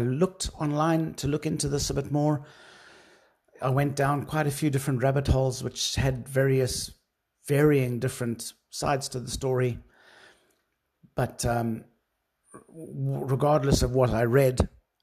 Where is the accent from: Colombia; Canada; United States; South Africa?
South Africa; being a South African myself